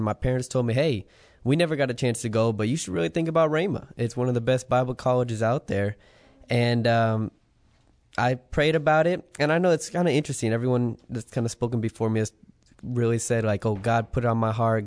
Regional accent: Las Vegas, Nevada, United States; moved away; I'm actually from Las Vegas, Nevada.

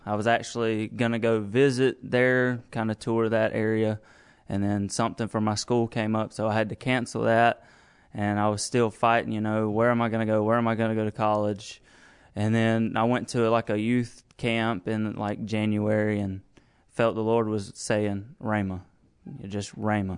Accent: Cairo, Georgia, United States; moved away as an adult; I'm originally from Cairo, Georgia

